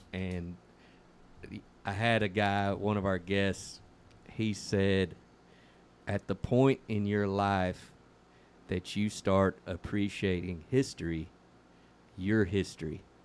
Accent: San Joaquin Valley, California, United States; moved away; I was raised up in the San Joaquin Valley

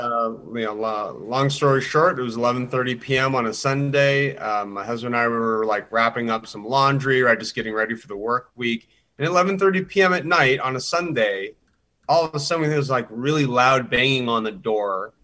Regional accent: Southern California, United States; growing up in Southern California

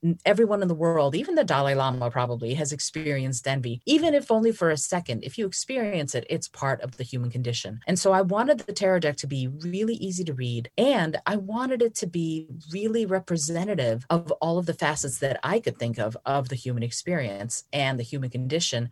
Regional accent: Moldova; moved away; I was born in Moldova, and my great-grandmother taught me how to read regular playing cards when I was four years old

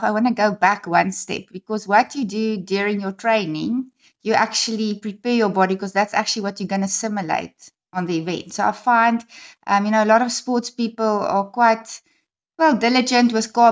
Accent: Gauteng, South Africa; moved away as an adult; now in East London, South Africa; I'm actually originally from Gauteng

